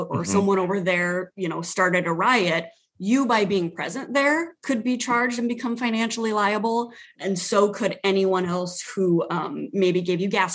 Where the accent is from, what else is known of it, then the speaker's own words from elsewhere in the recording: Sioux City, Iowa, United States; moved away as an adult; now in South Dakota, United States; living in Sioux City, my hometown.